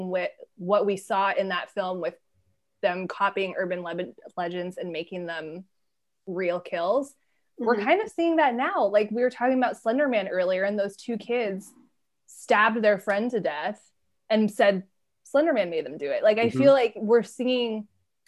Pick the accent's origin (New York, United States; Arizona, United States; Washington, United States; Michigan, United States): Washington, United States; also born or lived in California; I'm originally from California, but most of my formative years were in Washington